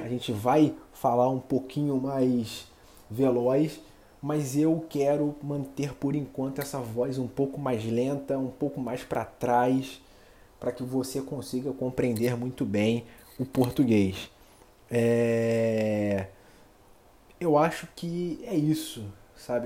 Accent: Rio de Janeiro, Brazil; eu sou nascido e criado aqui no Rio de Janeiro

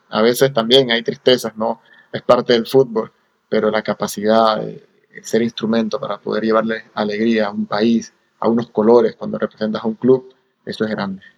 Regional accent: Panama; born or raised there; moved away as an adult; also born or lived in Cagliari, Italy / Romania / Los Angeles, United States

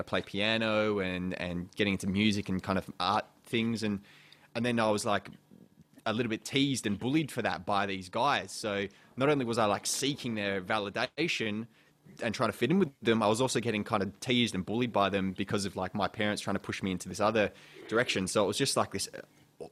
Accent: Perth, Western Australia, Australia; also born or lived in England; I came over from England when I was really young, so I still consider kind of Perth and Australia my home.

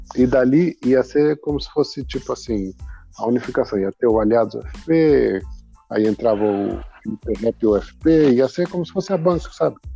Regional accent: São Paulo, Brazil; Eu sou da cidade de Tiradentes também

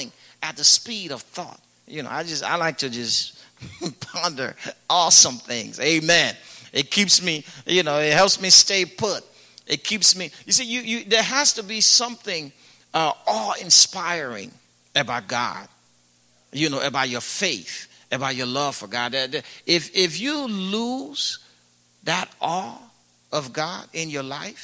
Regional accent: Liberia; growing up in Liberia when I first gave my life to Christ

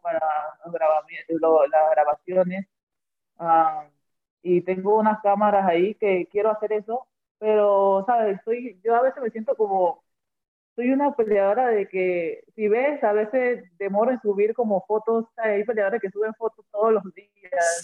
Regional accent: Panama; siendo la primera panameña

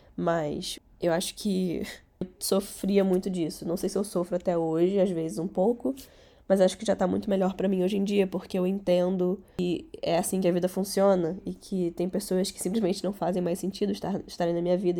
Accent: Rio de Janeiro, Brazil; first language Catalan; Portuguese is a second language; also born or lived in Barcelona, Spain; eu nasci em Barcelona. Só que eu vim pro Rio de Janeiro com três anos

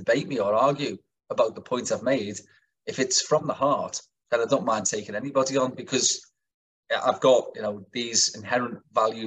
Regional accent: Kirkby, North West England, United Kingdom; I'm a brickie from Kirby

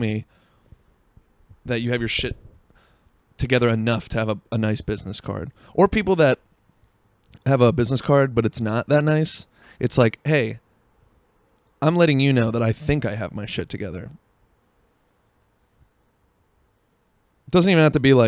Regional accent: Seattle, Washington, United States; I was from Seattle

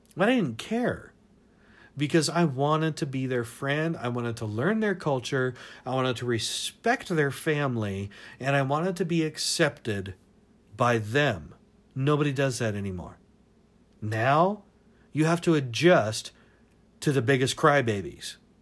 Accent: Tacoma, Washington, United States; moved away; also born or lived in Seattle; I grew up in Tacoma and Seattle and everything up in Washington

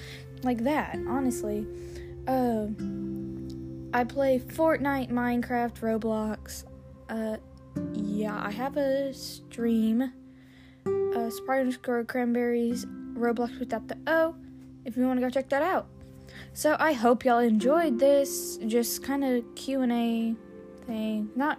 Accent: Texas, United States; Yeah. So I am from Texas.

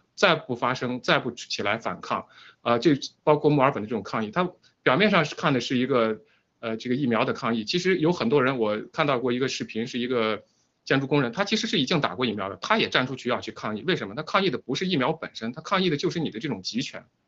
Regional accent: China; moved away; 如果只是我们中国人自己在海外

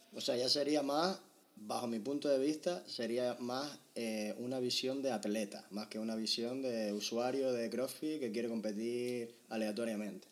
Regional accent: Tenerife, Canary Islands, Spain; nosotros que somos de Tenerife

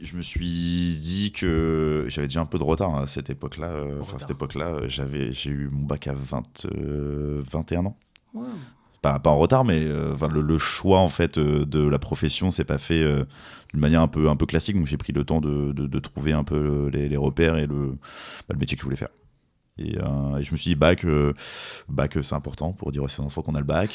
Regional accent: Fontainebleau, Île-de-France, France; je suis originaire de la région de Fontainebleau

